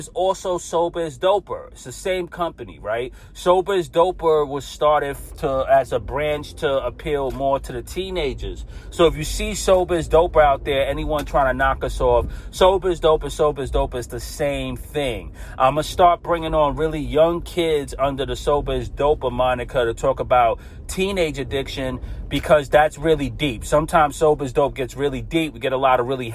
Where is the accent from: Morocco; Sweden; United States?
United States; New York City, New York; I'm a kid from Brooklyn, New York. I grew up as a Catholic.